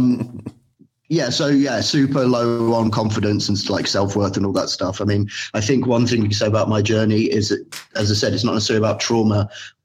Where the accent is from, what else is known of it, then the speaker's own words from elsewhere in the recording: London, United Kingdom; now in Berlin, Germany; I'm from London, East London, but I live in Germany. I live in Berlin.